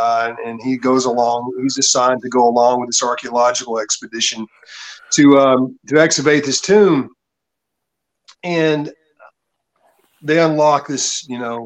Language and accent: English; Tennessee, United States; I'm from Tennessee. Pretty much grew up on a farm